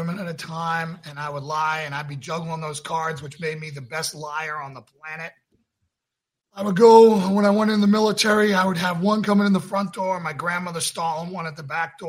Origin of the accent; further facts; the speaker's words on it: Northeast, United States; now in Johnson City, United States; I was raised in the Northeast